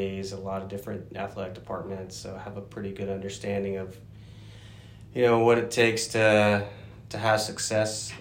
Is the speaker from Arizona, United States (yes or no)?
no; Greenville, Ohio, United States; moved away; I grew up in Ohio. And, you know, a small town called Greenville, about 1.5 hours north of Cincinnati